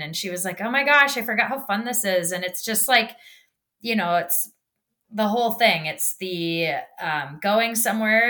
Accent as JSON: {"language": "English", "region": "Minnesota", "country": "United States", "said": "I'm from Minnesota."}